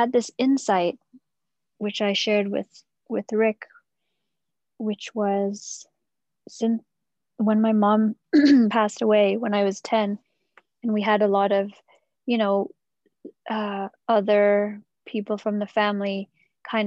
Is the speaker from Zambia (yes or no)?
no; England, United Kingdom; moved away as an adult; I moved away from England, where all my family is